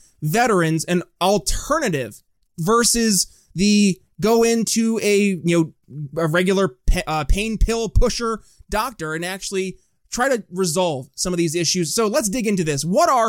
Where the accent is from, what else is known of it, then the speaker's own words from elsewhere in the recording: upstate New York, United States; moved away; I'm from upstate New York originally, and it's in the greater Fort Drum area